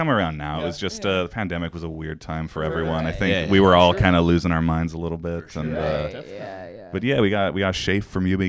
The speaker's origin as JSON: {"language": "English", "town": "Kelowna", "region": "British Columbia", "country": "Canada", "tie": "born or raised there", "also_born_or_lived": "Saskatoon, Saskatchewan", "moved": "as an adult", "said": "I went to high school in Kelowna. Elementary school, Saskatoon."}